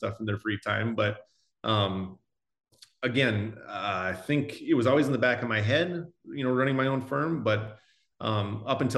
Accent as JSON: {"language": "English", "region": "South Dakota", "country": "United States", "tie": "born or raised there", "said": "growing up in South Dakota"}